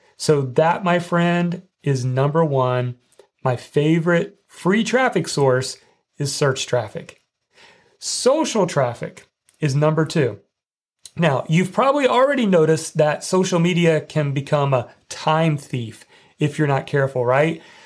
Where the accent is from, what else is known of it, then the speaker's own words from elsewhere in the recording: Indiana, United States; growing up in Indiana